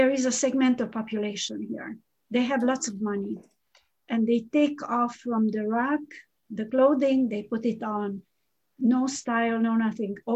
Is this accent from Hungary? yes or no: yes; Hungary; moved away; I'm Hungarian.